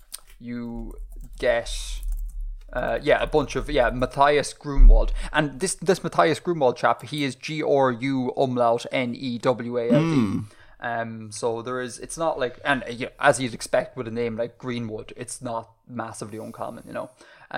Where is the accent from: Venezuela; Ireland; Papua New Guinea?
Ireland; growing up in Ireland, it was always like this exotic name.